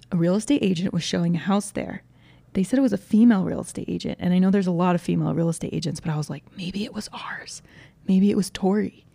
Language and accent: English; Georgia, United States; now in Utah, United States; I grew up in Georgia, where there's way more trees, and basically anytime there was a thunderstorm, the power went out